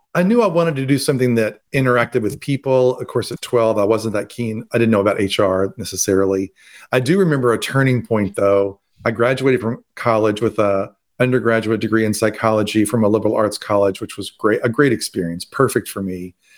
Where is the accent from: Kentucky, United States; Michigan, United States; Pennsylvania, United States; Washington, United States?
Kentucky, United States; Louisville; also born or lived in Atlanta, Georgia; to go back home and to be with him as he recovers. And the moment I went back to my hometown